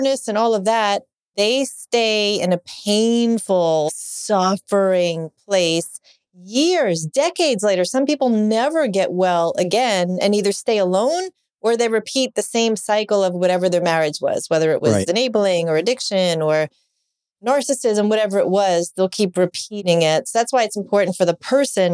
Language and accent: English; New York, United States; I grew up in New York, Italian, Catholic